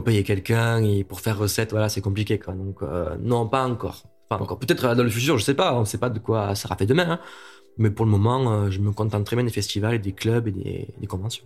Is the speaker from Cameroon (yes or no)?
no; Montpellier, Occitania, France; now in Paris, France; à la base je suis de Montpellier